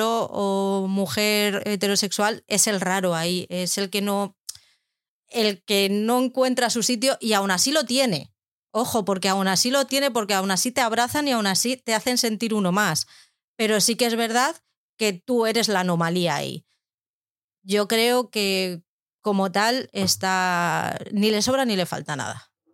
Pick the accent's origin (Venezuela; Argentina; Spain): Spain; Madrid, Community of Madrid; yo soy de Madrid